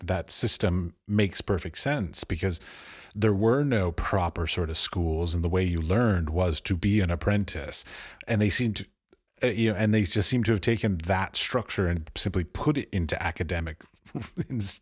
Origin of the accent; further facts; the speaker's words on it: United States; moved away; I'm American.